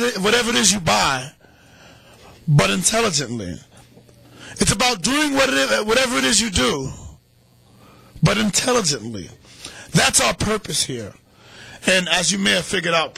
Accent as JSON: {"language": "English", "town": "New York City", "region": "New York", "country": "United States", "tie": "born or raised there", "said": "my hometown of Harlem"}